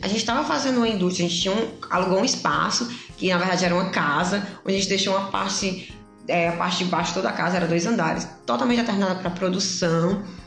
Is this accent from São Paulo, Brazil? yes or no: no; Pacajus, Ceará, Brazil; now in Fortaleza, Brazil; eu vim do interior, eu sou de Pacajus, não interior tão interior, região metropolitana, 50 quilômetros daqui